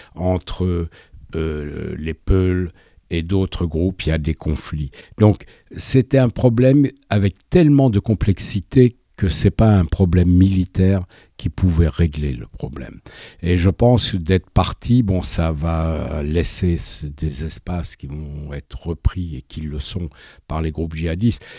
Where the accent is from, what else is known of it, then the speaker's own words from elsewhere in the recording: France; je suis français